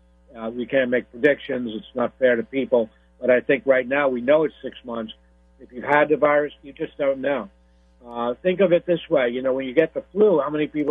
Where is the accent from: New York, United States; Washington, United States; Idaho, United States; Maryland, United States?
New York, United States; now in Florida, United States; I'm originally from New York, although now I'm in Florida